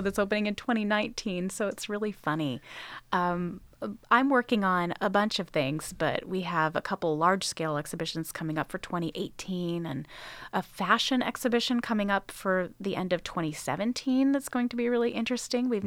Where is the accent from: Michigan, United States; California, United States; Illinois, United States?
California, United States; Sacramento; moved away as an adult; also born or lived in Los Angeles, California / Indiana / Pennsylvania; now in North Carolina, United States; I'm originally from Northern California, from the Sacramento area